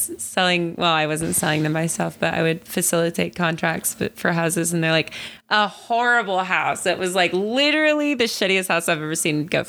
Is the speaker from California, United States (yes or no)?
no; Arizona, United States; moved away; I'm from Arizona and all my girlfriends are too.